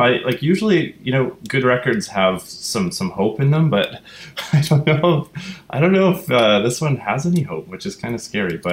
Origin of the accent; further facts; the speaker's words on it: Vancouver Island, British Columbia, Canada; now in Vancouver, Canada; I'm originally from Vancouver Island, and so you know, growing up there in a sort of non-city environment